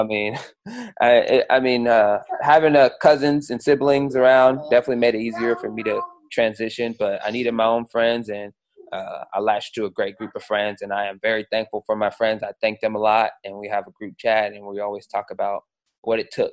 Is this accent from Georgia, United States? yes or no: no; Seattle, Washington, United States; I grew up in Seattle.